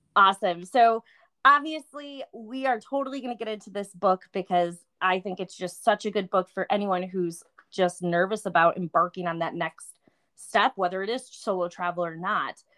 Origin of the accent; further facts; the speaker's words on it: Buffalo, New York, United States; moved away; I'm from Buffalo, New York originally